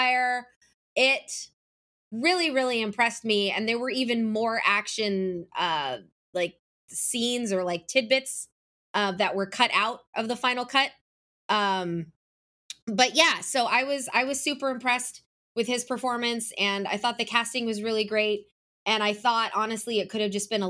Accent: Atlanta, Georgia, United States; my hometown of Atlanta

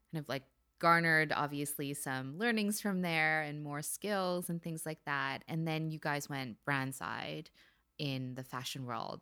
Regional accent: California, United States; also born or lived in Philippines; we moved over to California when I was ten months old

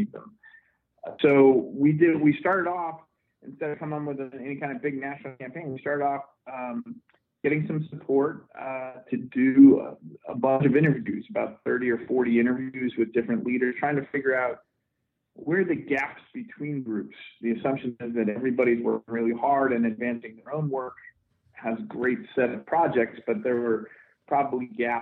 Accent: Scranton, Pennsylvania, United States; I grew up in Scranton, Pennsylvania, and grew up as a Boy Scout

